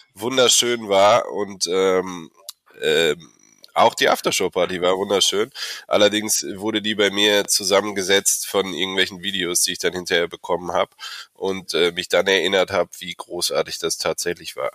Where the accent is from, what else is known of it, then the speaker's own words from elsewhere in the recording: Olpe, North Rhine-Westphalia, Germany; ich komm nicht direkt aus Köln, ich komm aus Olpe